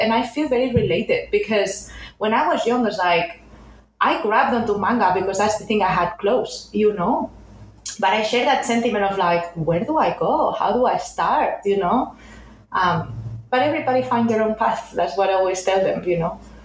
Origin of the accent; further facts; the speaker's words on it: a town near Barcelona, Catalonia, Spain; now in Los Angeles, United States; I'm originally from Spain, from a town near Barcelona.